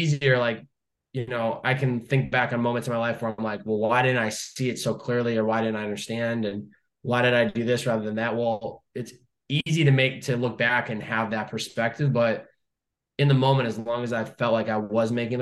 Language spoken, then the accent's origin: English; Chicopee, Massachusetts, United States; now in California, United States; Chicopee, Massachusetts